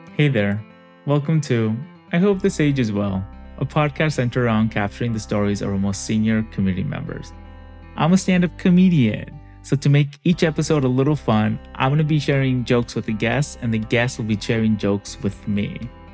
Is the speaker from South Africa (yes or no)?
no; Mexico; I'm Mexican